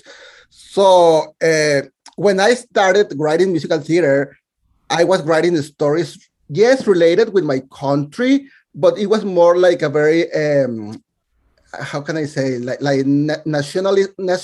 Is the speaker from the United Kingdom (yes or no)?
no; Mexico; English is a second language; moved away as an adult; now in New York City, United States; I was born and raised in Mexico